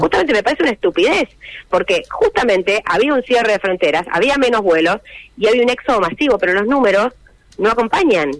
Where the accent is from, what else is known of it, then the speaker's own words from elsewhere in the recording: Santa Fe, Argentina; soy santafesina